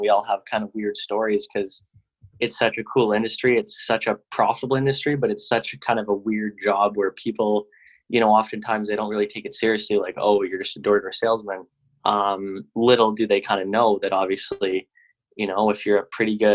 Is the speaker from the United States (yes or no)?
no; Canada; also born or lived in Vancouver; I'm from Canada. I live in Vancouver